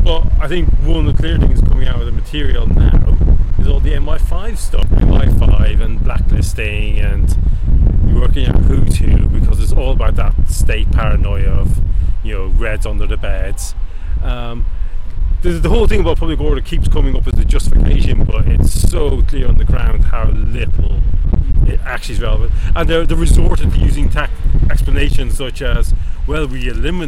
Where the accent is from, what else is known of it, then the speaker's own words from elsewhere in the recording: Ireland; I'm Irish